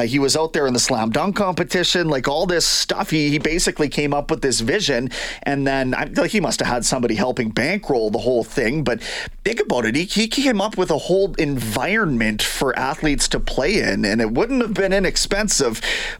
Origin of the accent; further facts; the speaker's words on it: Canada; though I wish as a Canadian I could get eyes on it.